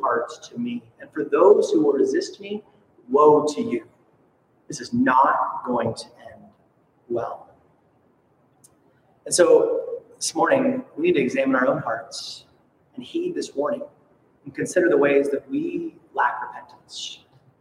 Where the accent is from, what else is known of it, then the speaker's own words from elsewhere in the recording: Soldotna, Alaska, United States; my hometown of Soldotna